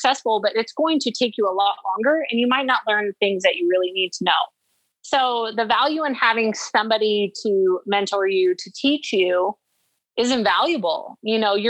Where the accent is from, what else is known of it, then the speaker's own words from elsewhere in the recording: Arizona, United States; I'm from Arizona and Idaho